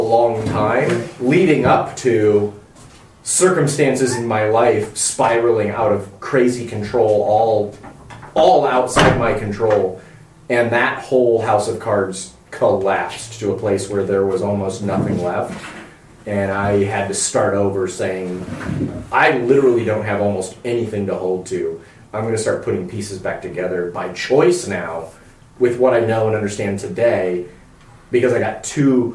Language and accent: English; Midwest, United States; I grew up in the Midwest, and I was just conservative, red state youngin